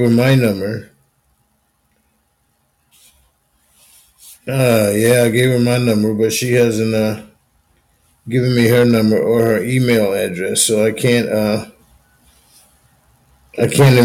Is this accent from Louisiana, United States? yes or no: no; Union, South Carolina, United States; I grew up in Union, South Carolina